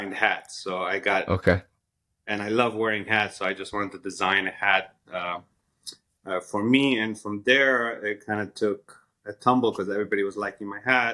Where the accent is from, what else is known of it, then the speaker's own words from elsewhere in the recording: Los Angeles, California, United States; I'm from Los Angeles, California. I was pretty much raised out here. My family immigrated here back in 1990